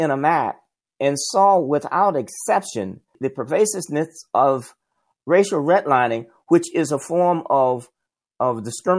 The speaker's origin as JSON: {"language": "English", "region": "South Alabama", "country": "United States", "tie": "born or raised there", "said": "I grew up in the South, Jim Crow South. I grew up in a in Alabama, in South Alabama, and went to all black elementary, middle, and high school. In my neighborhood, it was all black."}